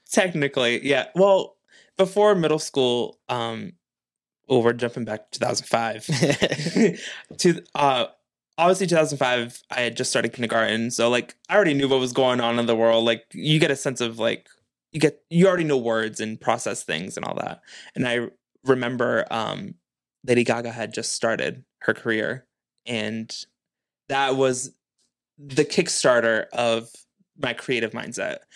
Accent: New Bedford, Massachusetts, United States; me being born and raised in New Bedford

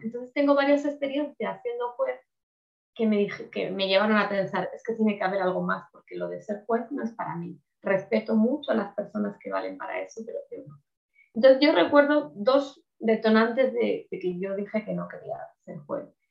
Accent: Spain; Aquí en España

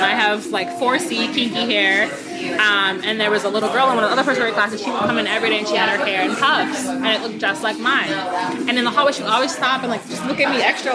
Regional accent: Ypsilanti, Michigan, United States; moved away; I'm from Ypsilanti, born and raised

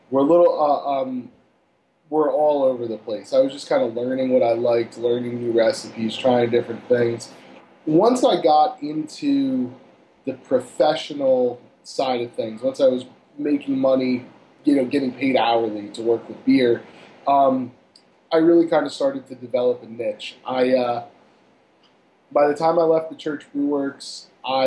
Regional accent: Cherry Hill, New Jersey, United States; moved away as an adult; also born or lived in Pittsburgh, Pennsylvania / Royersford, Pennsylvania; I grew up in Cherry Hill, New Jersey

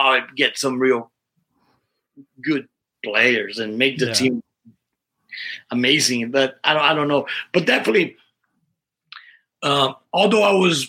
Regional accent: Brazil; now in Arizona, United States; I'm from Brazil

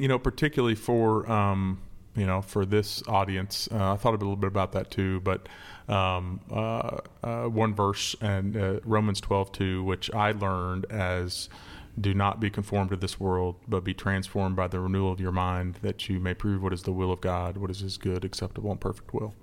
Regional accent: Manhattan, Kansas, United States; moved away as an adult; also born or lived in Florida / Texas; now in Memphis, United States; I grew up in Manhattan, Kansas, where K-State is

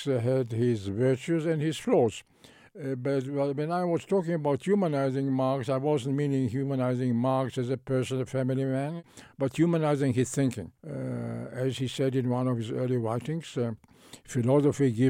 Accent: Israel; I grew up in Palestine, British Palestine, and the young Israel

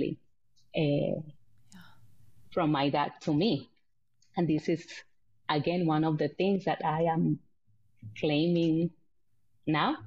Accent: San Juan, Puerto Rico; moved away as an adult; also born or lived in United States / Iraq; now in Norway; I'm born and raised in Puerto Rico, in the capital, Puerto Rico, which is like a big city.

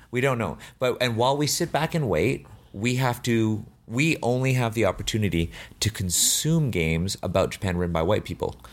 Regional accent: Canada; also born or lived in China; I was born in Canada

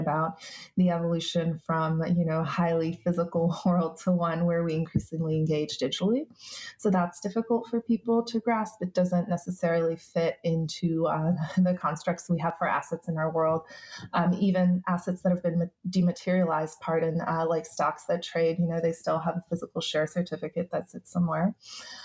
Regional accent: Turkey; I'm from Turkey

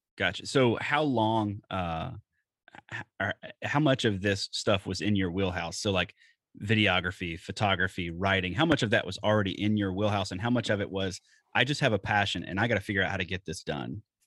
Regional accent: Alabama, United States; moved away; I'm from the Deep South. I'm originally from Alabama.

